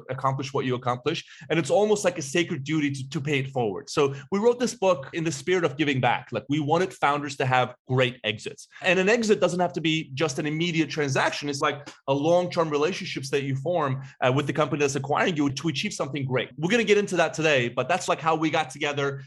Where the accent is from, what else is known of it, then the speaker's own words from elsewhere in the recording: Istanbul, Turkey; now in Chicago, United States; I was born and raised in Istanbul, Turkey